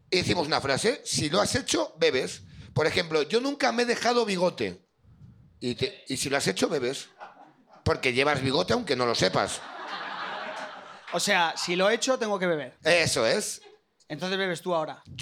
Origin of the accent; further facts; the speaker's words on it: Castellón de la Plana, Valencian Community, Spain; Castellón. De Castellón.